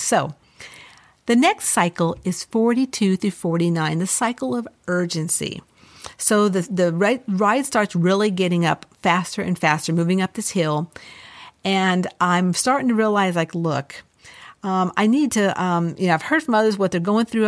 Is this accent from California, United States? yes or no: yes; Los Angeles, California, United States; I grew up in Los Angeles